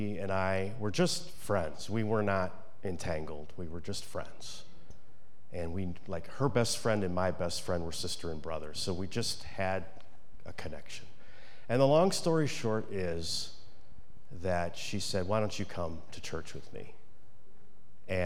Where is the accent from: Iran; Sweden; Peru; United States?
United States; I'm an American